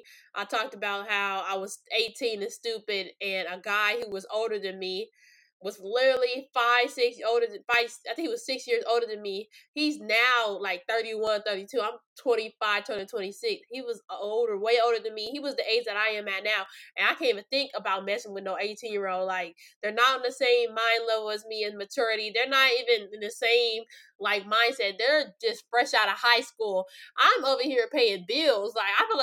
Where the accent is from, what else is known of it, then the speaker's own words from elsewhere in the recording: Los Angeles, California, United States; also born or lived in New York; my hometown of sunny California